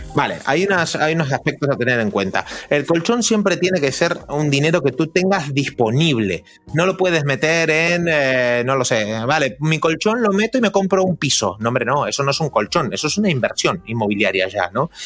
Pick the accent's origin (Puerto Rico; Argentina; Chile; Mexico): Argentina; soy argentino